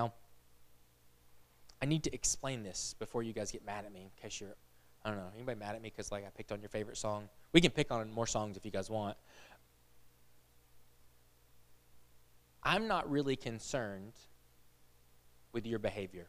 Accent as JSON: {"language": "English", "country": "United States", "said": "I'm American"}